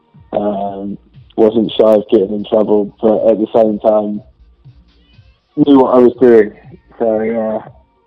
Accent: London, United Kingdom; I'm from the UK, from London.

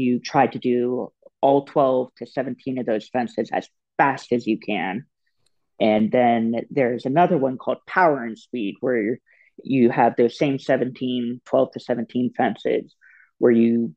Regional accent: Florida, United States; I'm from Florida originally

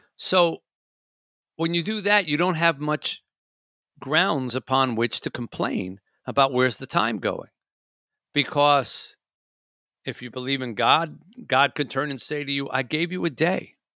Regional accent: Michigan, United States; I'm from Michigan

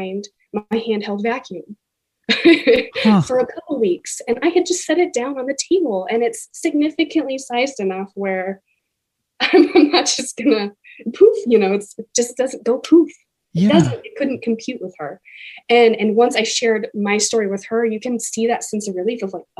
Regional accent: Kentucky, United States; now in Washington, United States; growing up in Kentucky

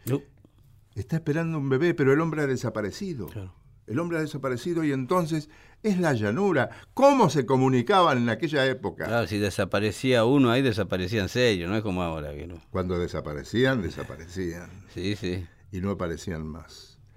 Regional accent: Villa Ballester, Buenos Aires Province, Argentina; yo viví en Villa Ballester. Está bien. Crecí en Villa Ballester.

